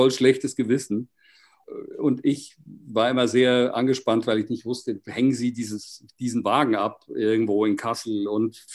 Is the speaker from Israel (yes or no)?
no; Basel, Basel-Stadt, Switzerland; Ich bin Schweizer aus Basel. Und Basel, glaube ich, ist die Stadt mit dem besten Brot in der Schweiz.